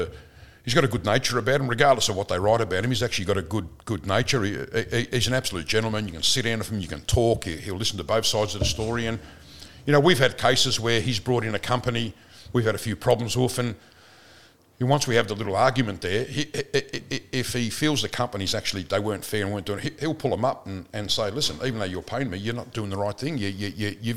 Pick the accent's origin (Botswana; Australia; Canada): Australia; Footscray, Victoria; I grew up in Footscray. We thought we were pretty tough in Footscray.